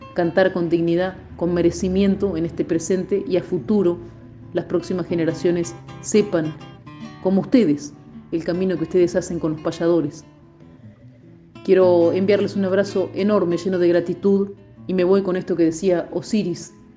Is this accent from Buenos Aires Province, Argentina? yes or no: yes; El Perdido, Buenos Aires Province, Argentina; also born or lived in Coronel Dorrego; Yo nací en Coronel Dorrego, pero me crié en el pueblito El Perdido